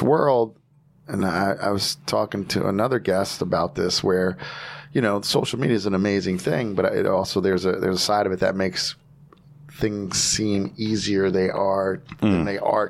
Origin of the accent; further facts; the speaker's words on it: New Jersey, United States; And I'm like, I'm from Jersey.